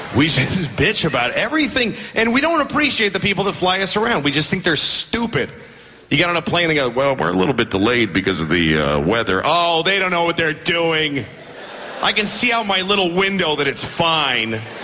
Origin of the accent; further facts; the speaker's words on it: United States; I'm an American, whatever that means. Uh, I live there